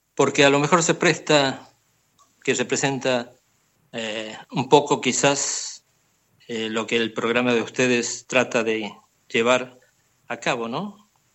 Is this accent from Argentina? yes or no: yes; Argentina; moved away as an adult; now in Barcelona, Spain